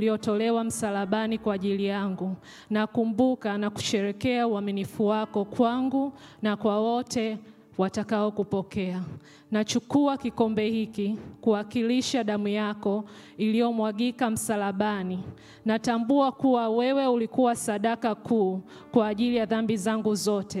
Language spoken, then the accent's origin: English; Tanzania; first language Swahili; English is a second language; moved away; Swahili, which is my native language from Tanzania